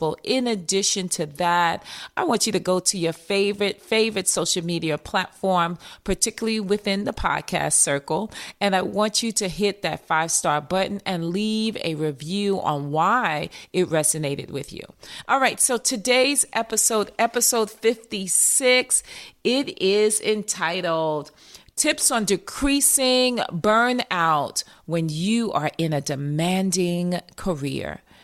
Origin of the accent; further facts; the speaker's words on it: New York, United States; accent: New York; my New York accent